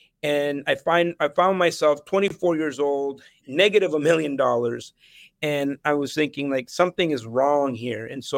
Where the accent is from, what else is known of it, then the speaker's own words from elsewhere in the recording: El Salvador; born there; moved away; I was born in El Salvador, mm-hmm, in the 70s. And during that time, there was a civil war. I was actually in two different civil wars in Latin America.